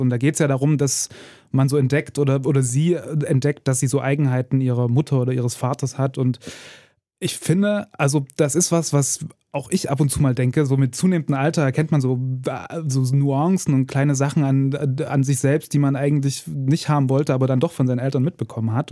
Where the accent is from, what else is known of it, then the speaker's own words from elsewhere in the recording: Ore Mountains, Saxony, Germany; Also ich bin aus dem Erzgebirge